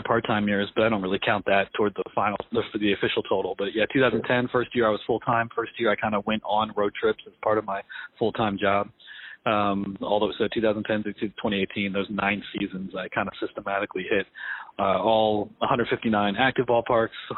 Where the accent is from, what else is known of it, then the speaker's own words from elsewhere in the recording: Pennsylvania, United States; also born or lived in New York City; I'm from New York City. I grew up in Pennsylvania.